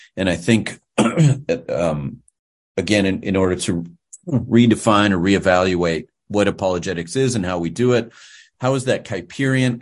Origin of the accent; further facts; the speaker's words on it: Pittsburgh, Pennsylvania, United States; I'm originally from the western part of the great state of Pennsylvania, or the Commonwealth of Pennsylvania. I grew up in Pittsburgh